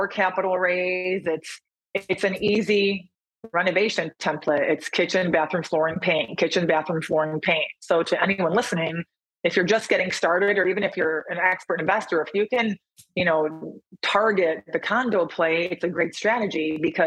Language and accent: English; Michigan, United States; moved away as an adult; also born or lived in Chicago / San Diego; now in Austin, United States; I'm actually from Michigan